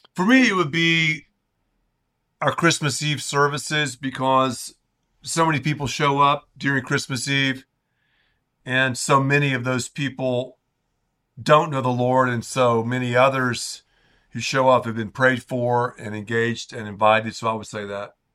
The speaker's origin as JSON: {"language": "English", "region": "the Carolinas", "country": "United States", "tie": "born or raised there", "moved": "as an adult", "lives_now": "Dallas-Fort Worth, United States", "said": "I grew up in the Carolinas"}